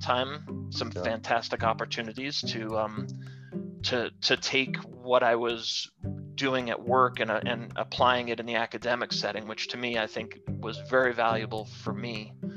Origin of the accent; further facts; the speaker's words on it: Long Island, New York, United States; moved away as an adult; also born or lived in Colorado; I was born and raised in New York, and um, grew up on Long Island, and then headed west to go to the Colorado School of Mines